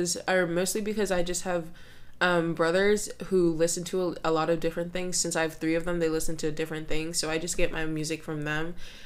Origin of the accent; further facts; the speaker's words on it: New York, United States; also born or lived in Texas; No, I'm not a Southern girl at all, if you could tell. I'm actually from New York.